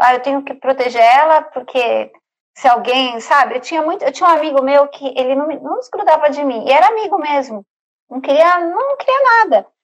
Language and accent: Portuguese; São Paulo, Brazil; now in Egypt; eu sou de São Paulo